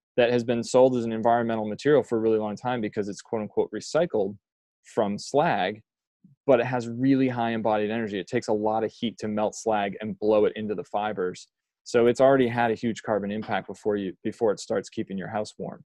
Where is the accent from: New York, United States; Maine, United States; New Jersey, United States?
Maine, United States; moved away as an adult; also born or lived in Colorado; when my wife and I moved back to Maine from Colorado, and Reggie and I grew up together